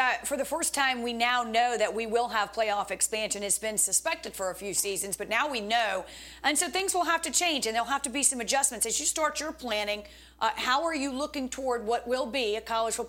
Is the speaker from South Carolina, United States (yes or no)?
yes; South Carolina, United States; leave it to my home state. Go Carolina.